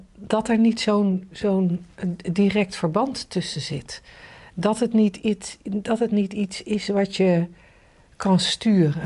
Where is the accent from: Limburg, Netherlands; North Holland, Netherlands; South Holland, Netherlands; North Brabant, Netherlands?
South Holland, Netherlands; The Hague; ik ben ooit geboren in een wijk waarvan je nu zou zeggen. Nou, die heeft het niet heel erg getroffen. Het kon slechter in Den Haag